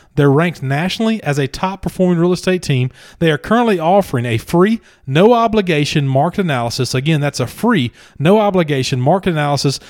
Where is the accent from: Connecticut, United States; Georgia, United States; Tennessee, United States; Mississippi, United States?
Mississippi, United States; McComb; moved away; My hometown